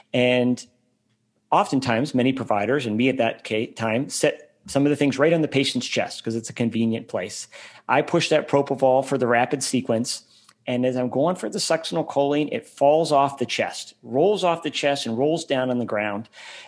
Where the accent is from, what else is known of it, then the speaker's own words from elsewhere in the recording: Germany; born there; moved away; So I grew up an Army brat. I was born in Germany. I lived there again in high school. I went to 10 schools in 12 years.